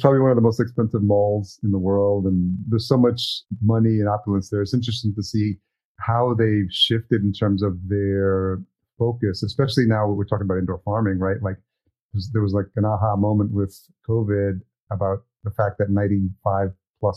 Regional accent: El Salvador; moved away; I'm Salvadorian. I was born in El Salvador

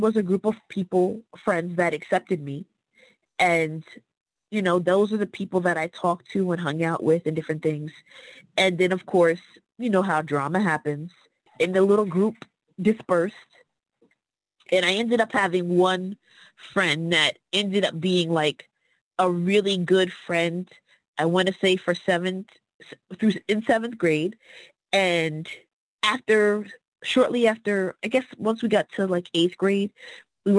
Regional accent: Fairview, United States; moved away; I am coming from Fairview.

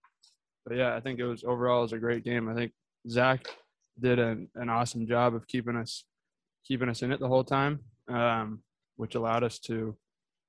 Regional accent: California, United States; I guess the state of California

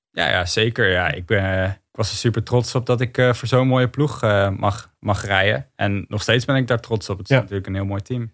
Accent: Netherlands; als Nederlander.

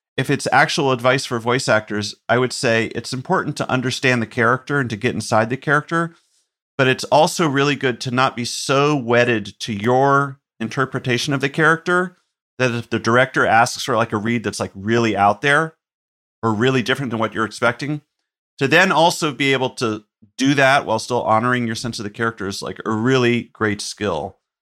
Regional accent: Chapel Hill, North Carolina, United States; the town I grew up in in North Carolina, Chapel Hill

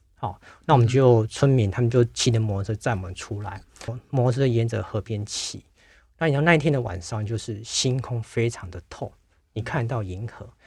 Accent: Taiwan; 我们嗯。台湾人去就几个而已

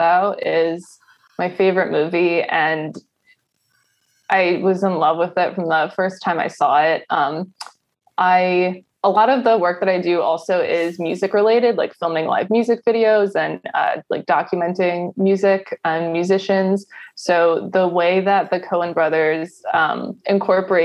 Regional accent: Ellicott City, Maryland, United States; I grew up in Ellicott City

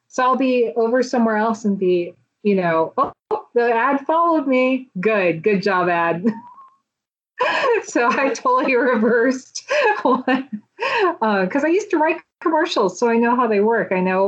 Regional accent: the South, United States; because I grew up in the South and I didn't really know anyone else that was into this.

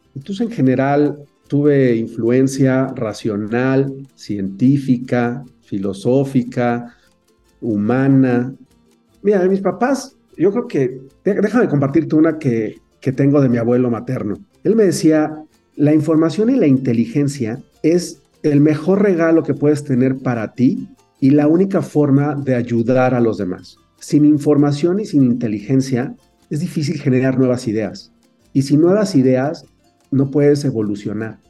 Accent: Mexico City, Mexico; also born or lived in Canada; nací en la Ciudad de México, viví toda mi infancia en, en Coyoacán

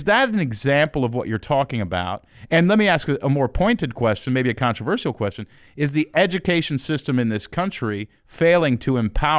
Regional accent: Houston, Texas, United States; Let me give you a little background. I grew up in Houston, Texas. Dad split when I was 2.

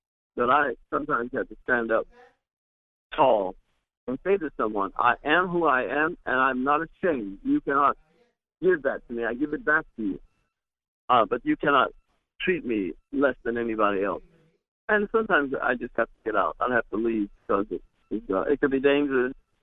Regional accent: Ohio, United States; I grew up in Ohio

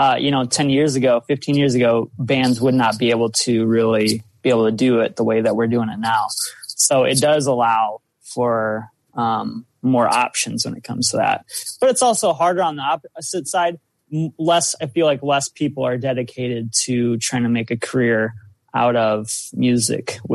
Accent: South Dakota, United States; I'm from South Dakota

